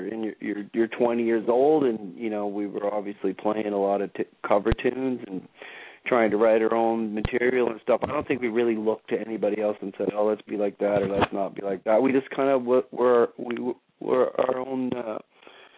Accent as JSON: {"language": "English", "town": "Jacksonville", "region": "Florida", "country": "United States", "tie": "born or raised there", "moved": "yes", "lives_now": "Canada", "said": "I grew up in Jacksonville, Florida, and I feel like it's my second home"}